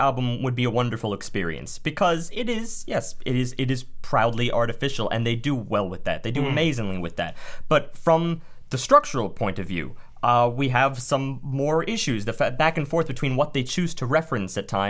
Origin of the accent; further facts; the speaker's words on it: United States; I'm American